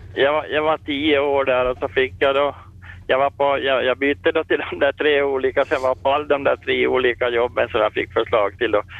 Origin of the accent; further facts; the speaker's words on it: Finland; moved away as an adult; also born or lived in Sweden; när jag kom till Finland och tillbaka, när jag fick hemlängtan